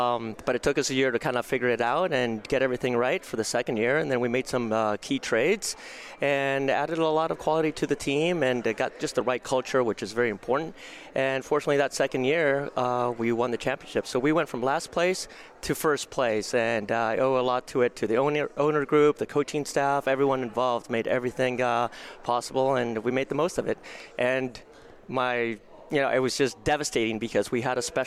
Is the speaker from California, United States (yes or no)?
yes; Bay Area, California, United States; I was from the Bay Area, so I lived at home.